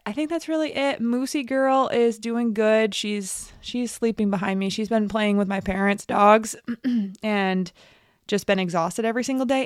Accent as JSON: {"language": "English", "region": "New York", "country": "United States", "also_born_or_lived": "New Hampshire / Alaska", "moved": "yes", "said": "I'm from New York, and we went to college in New York together."}